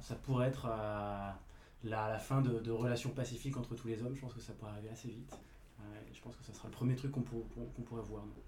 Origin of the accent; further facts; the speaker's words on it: Rennes, Brittany, France; je suis citadin, je ne suis, pas, je suis pas parisien non plus, je suis rennais